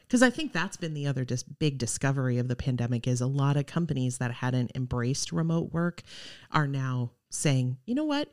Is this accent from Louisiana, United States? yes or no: no; Arcadia, Wisconsin, United States; moved away as an adult; also born or lived in Iowa / Eau Claire, Wisconsin; now in Oshkosh, United States; I grew up in Arcadia, went to college in Iowa